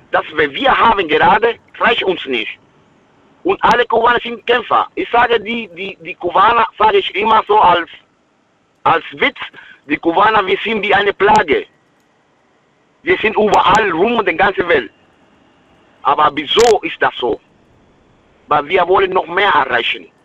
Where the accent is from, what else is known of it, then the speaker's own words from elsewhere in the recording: Cuba; German is a second language; Ich komme aus Kuba, aus einem armen Land.